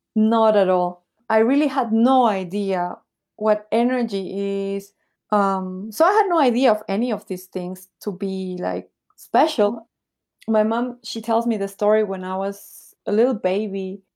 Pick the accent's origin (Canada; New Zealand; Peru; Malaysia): Peru; also born or lived in Bolivia / Taiwan / Nicaragua; now in Shanghai, China; when I was little, I moved to Peru. So this is where I grew up in Peru.